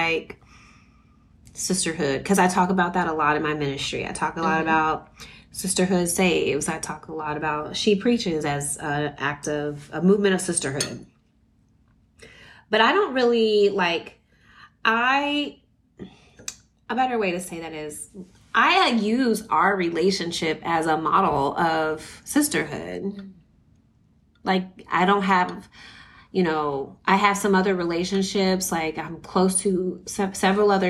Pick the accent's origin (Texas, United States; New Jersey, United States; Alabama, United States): Texas, United States; San Antonio; growing up in San Antonio